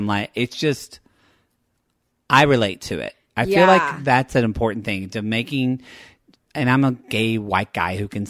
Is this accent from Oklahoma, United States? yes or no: yes; Oklahoma, United States; now in Los Angeles, United States; I'm from Oklahoma and I'm very white.